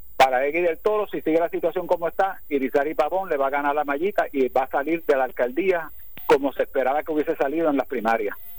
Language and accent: Spanish; Ponce, Puerto Rico; el orgullo ponceño a todos nosotros